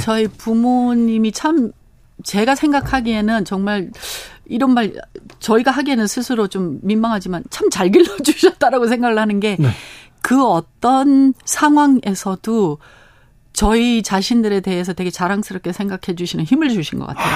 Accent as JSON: {"language": "Korean", "town": "Los Angeles", "region": "California", "country": "United States", "tie": "born or raised there", "second_language": "Korean", "moved": "as an adult", "lives_now": "South Korea", "said": "저희는 캘리포니아 LA에서 태어났습니다"}